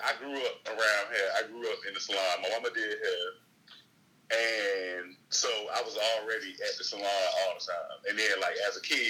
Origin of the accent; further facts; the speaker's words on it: Tallahassee, Florida, United States; moved away as an adult; now in Atlanta, United States; Born and raised in Tallahassee, Florida